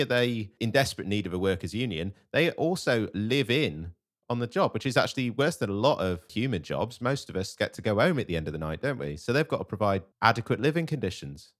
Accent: United Kingdom; As a British person

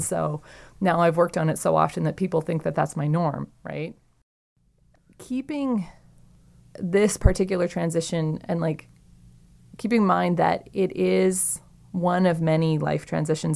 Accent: Saskatchewan, Canada; I'm from Saskatchewan

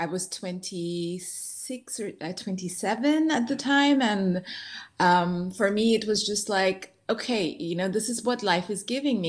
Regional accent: Dubai, United Arab Emirates; Also, growing up in Dubai, you don't come across those very much in general.

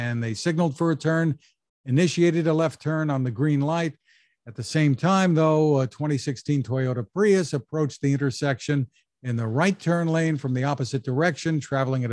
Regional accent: Perth Amboy, New Jersey, United States; It's my hometown

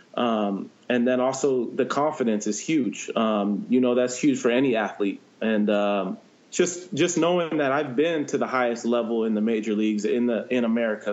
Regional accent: San Diego, California, United States; growing up in San Diego

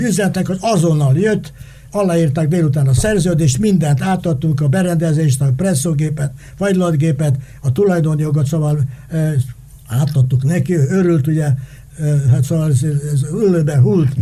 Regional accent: Hungary; én a Kossuth utcában születtem, szemben a Kossuth utca iskolával

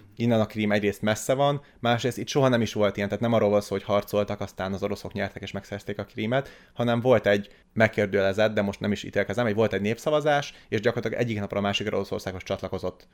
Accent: Hungary; moved away; also born or lived in Russia; magyarként, főleg magyarként

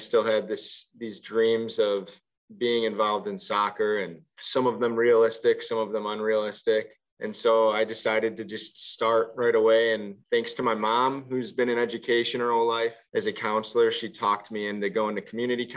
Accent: Orland Park, Illinois, United States; I grew up in the south suburbs of Chicago in Orland Park, Illinois

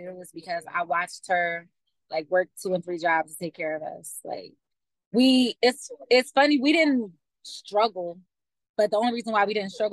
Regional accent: Philadelphia, Pennsylvania, United States; So I'm from Philly. I'm 28

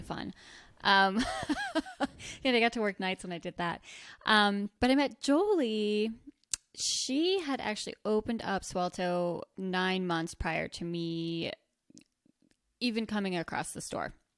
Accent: rural New Jersey, United States; now in Bozeman, United States; Grew up, born and raised in New Jersey, rural New Jersey.

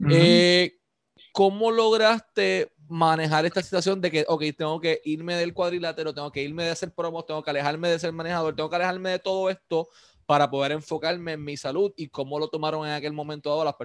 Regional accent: Ponce, Puerto Rico; Aquí, por lo menos en mi pueblo, en Ponce, aquí tiraban con pedazos de metal.

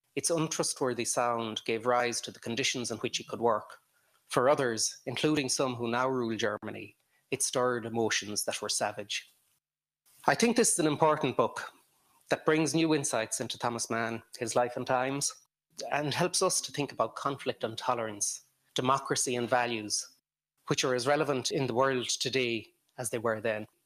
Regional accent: Ireland; moved away as an adult; now in Romania; as an Irish person

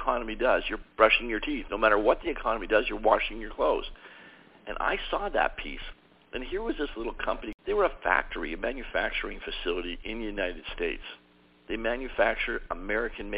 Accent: Toronto, Ontario, Canada; I'm originally from Toronto, Canada

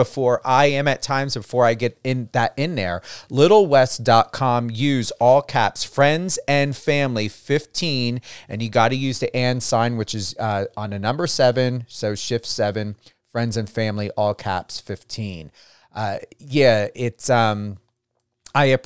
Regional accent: New Jersey, United States; I come from the New Jersey area, right on the border of Pennsylvania

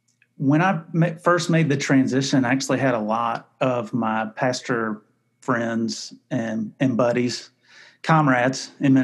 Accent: Greensboro, North Carolina, United States; moved away as an adult; So I'm from North Carolina, from Greensboro, North Carolina, and I was raised in a Christian home, accepted Christ at a young age.

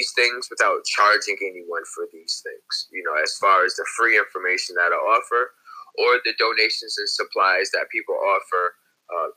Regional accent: New Haven, Connecticut, United States; I'm from New Haven, Connecticut.

